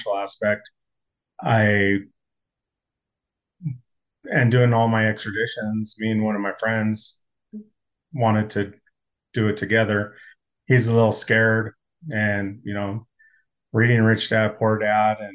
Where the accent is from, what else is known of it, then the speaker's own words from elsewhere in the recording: California, United States; now in Denver, United States; I grew up in California